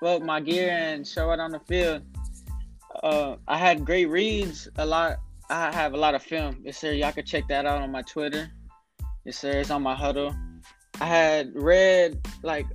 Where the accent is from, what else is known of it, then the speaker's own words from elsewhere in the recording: Houston, Texas, United States; I'm from Houston, Texas.